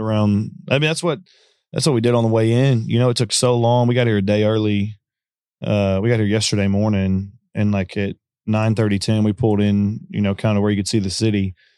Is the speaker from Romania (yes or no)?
no; Conroe, Texas, United States; I was from Conroe